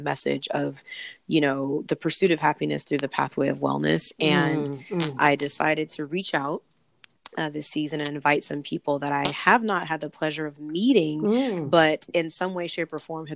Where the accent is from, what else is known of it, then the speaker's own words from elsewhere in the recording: Long Beach, California, United States; moved away as an adult; now in Washington, D.C. area, United States; But I'm originally from Long Beach, California, and that's where my home base is.